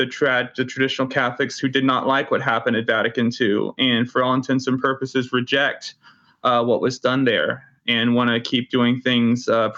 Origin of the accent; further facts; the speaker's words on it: Irving, Texas, United States; also born or lived in Dallas; I was born in Dallas, Texas in 1996 and grew up in a suburb of Dallas called Irving.